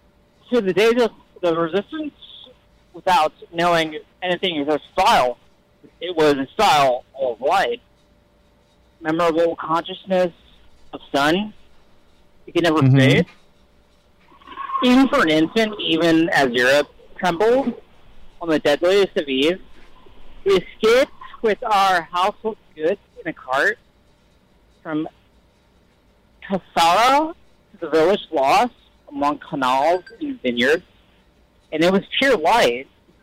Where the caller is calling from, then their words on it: the West, United States; I'm calling from the Western States.